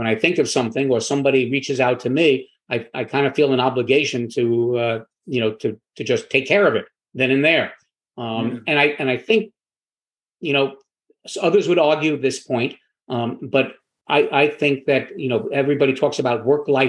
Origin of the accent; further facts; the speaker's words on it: New York, United States; also born or lived in Florida; now in Wilmington, United States; I'm from New York, which is not a warm weather climate. But I moved very early on to Florida